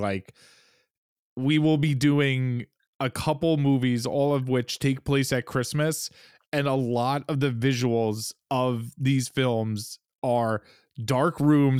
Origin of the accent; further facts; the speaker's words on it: New York, United States; now in Los Angeles, United States; And you and I are both from like cold parts of the United States. Like I'm from New York and you're from fucking Michigan and outside of Detroit.